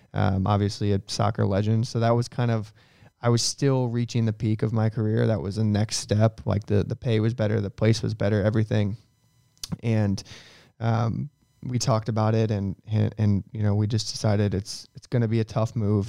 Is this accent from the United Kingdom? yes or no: no; St. Louis, Missouri, United States; it was awesome to be in my hometown